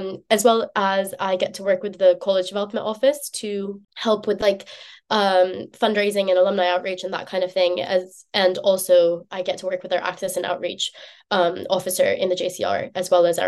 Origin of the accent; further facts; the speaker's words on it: United States; moved away as an adult; now in Oxford, United Kingdom; I'm American